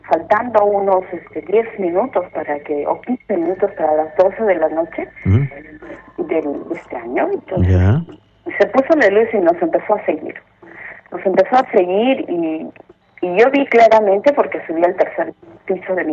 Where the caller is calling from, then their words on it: Breña, Lima, Peru; De Breña.